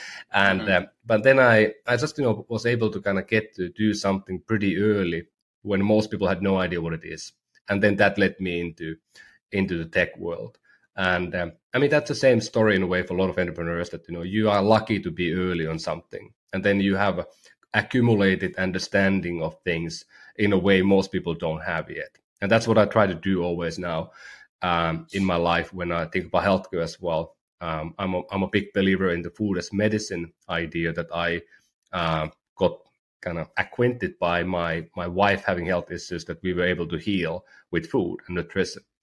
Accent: Oulu, North Ostrobothnia, Finland; University of Oulu, my hometown university

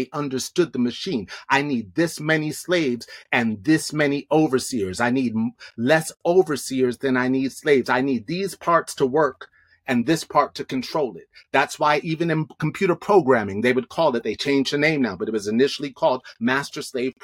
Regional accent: New York, United States; now in Los Angeles, United States; I'm from New York. I see, you know, and I live in LA.

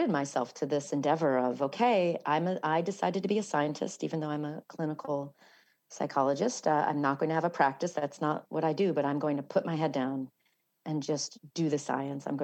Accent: New York City, New York, United States; also born or lived in Ireland (half Irish ancestry); being a New Yorker

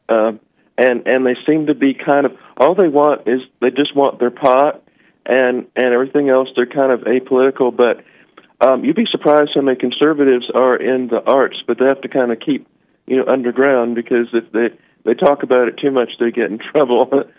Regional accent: Richmond, Virginia, United States; I'm from Richmond, Virginia

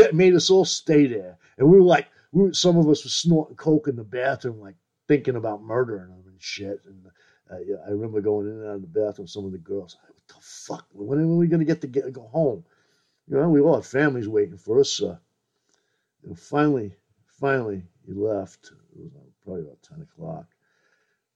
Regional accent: New York City, New York, United States; I grew up in Brooklyn

